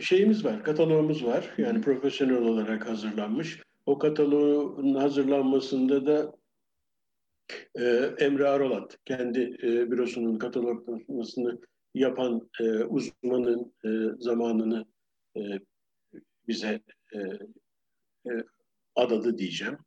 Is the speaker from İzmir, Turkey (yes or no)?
no; Ankara, Turkey; moved away as an adult; also born or lived in London, United Kingdom / Geneva, Switzerland; now in Bodrum, Turkey; Ben e, Ankara'da doğdum